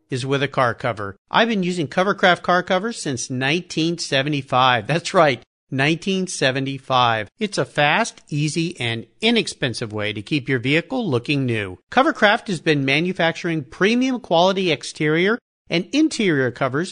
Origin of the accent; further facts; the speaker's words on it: Gig Harbor, Washington, United States; calling in from my hometown here in Gig Harbor, Washington